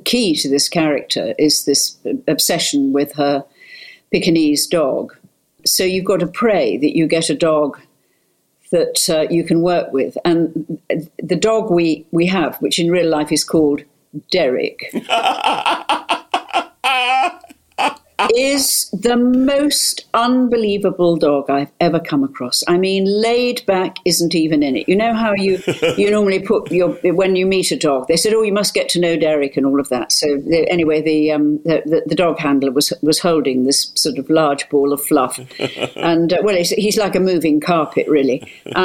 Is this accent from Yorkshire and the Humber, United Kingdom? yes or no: yes; North Lincolnshire, Yorkshire and the Humber, United Kingdom; I was brought up in North Lincolnshire